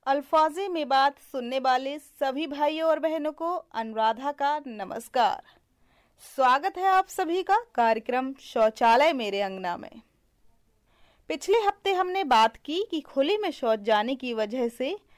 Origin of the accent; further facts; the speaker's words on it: Bundelkhand, India; मैं बुंदेलखंड की रहने वाली हूँ